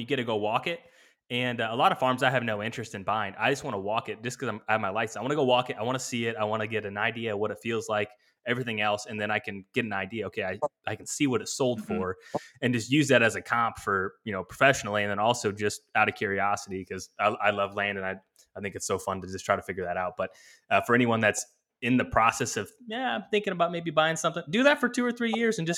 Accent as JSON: {"language": "English", "region": "Illinois", "country": "United States", "tie": "born or raised there", "said": "I was born and raised in Illinois"}